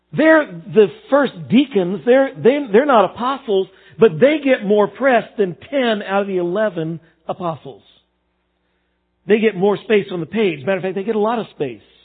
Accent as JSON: {"language": "English", "region": "Texas", "country": "United States", "tie": "born or raised there", "said": "growing up in Texas"}